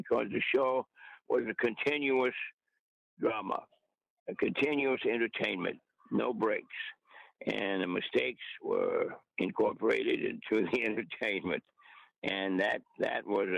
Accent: Muskogee, Oklahoma, United States; moved away as an adult; also born or lived in New York / Hollywood; I was brought up in Oklahoma, and I rode horses, and I lived in the country part-time and in a little town called Muskogee, Oklahoma

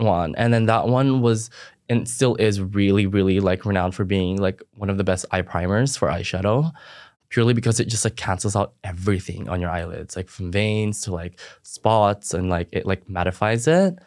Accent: Philippines; now in Australia; I didn't grow up in Australia. I grew up in the Philippines

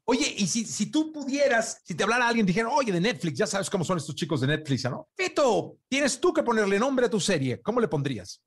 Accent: Mexico; yo como mexicano

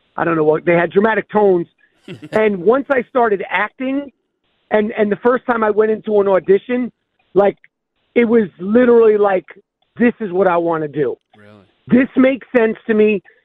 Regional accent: New York, United States; I'm a New Yorker

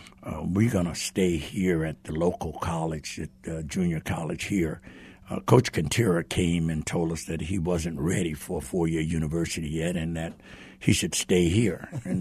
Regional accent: Stockton, California, United States; I was born in Stockton, California, and went to Edison High School there

